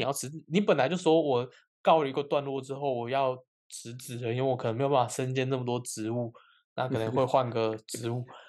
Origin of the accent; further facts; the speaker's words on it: Kaohsiung, Taiwan; 我是高雄人